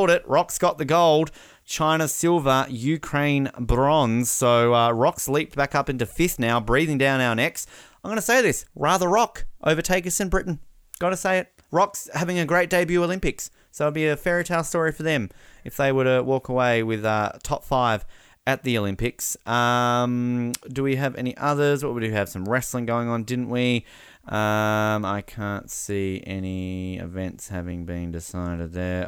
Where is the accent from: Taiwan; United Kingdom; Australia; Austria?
Australia; We're Australian.